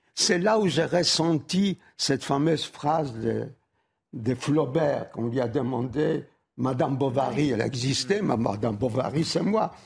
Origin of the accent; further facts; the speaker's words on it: Warsaw, Masovian Voivodeship, Poland; moved away; Varsovie, ma ville natale